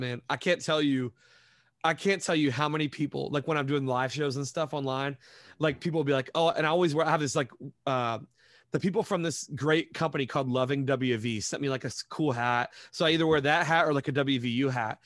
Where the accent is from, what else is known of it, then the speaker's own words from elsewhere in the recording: Montgomery, West Virginia, United States; moved away as an adult; also born or lived in Tampa Bay, Florida / Detroit area, Michigan; now in Detroit, United States; I grew up in Montgomery, which is, like, a small town, couple thousand people, like, right near Charleston